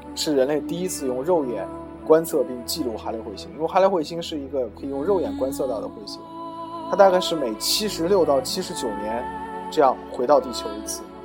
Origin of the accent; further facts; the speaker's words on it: China; 我们中国人